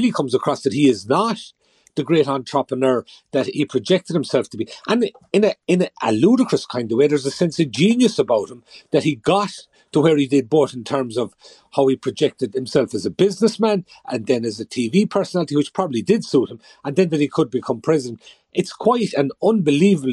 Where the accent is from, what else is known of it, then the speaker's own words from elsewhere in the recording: Kerry, Munster, Ireland; I'm from Kerry